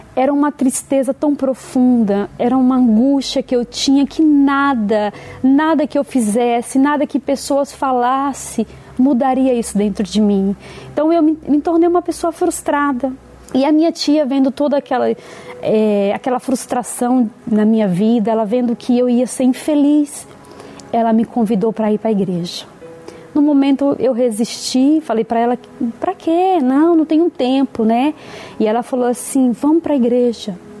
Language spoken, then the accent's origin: Portuguese; Bahia, Brazil; nasci na Bahia